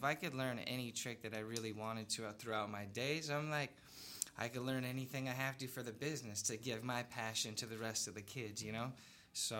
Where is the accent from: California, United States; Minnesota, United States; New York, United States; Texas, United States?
California, United States; Long Beach; I'm from Long Beach